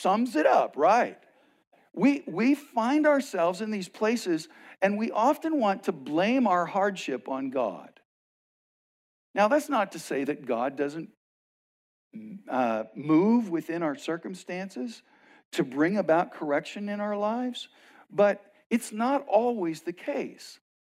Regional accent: West Texas, United States; now in Arizona, United States; I grew up in West Texas

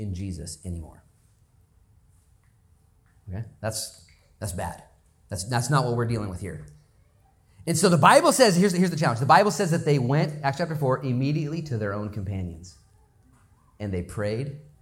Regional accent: Lincoln County, Oregon, United States; I'm from Lincoln County

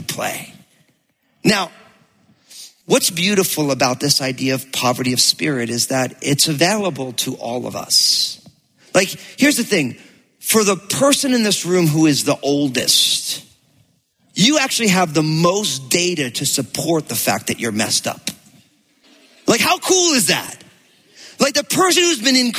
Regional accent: New Jersey, United States; I grew up in New Jersey

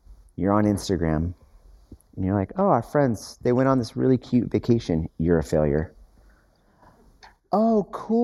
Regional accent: United States; as American Westerners

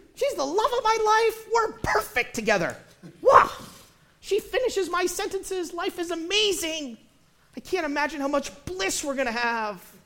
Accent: United States; as American Christians

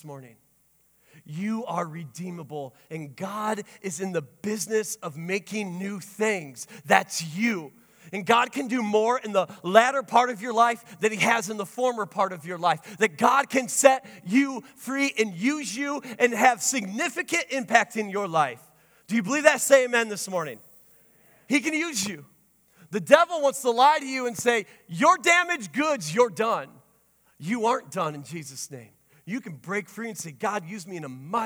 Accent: Sturgis, United States; I grew up here in Sturgis.

